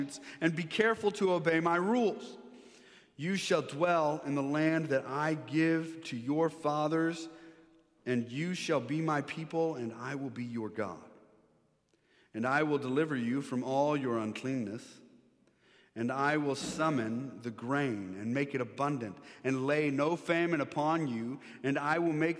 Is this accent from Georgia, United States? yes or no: no; Maryland, United States; now in Texas, United States; I grew up here in Maryland, went to high school, went to this church